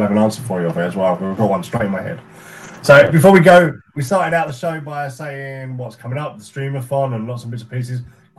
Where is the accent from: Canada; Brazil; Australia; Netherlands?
Canada; I'm from Canada.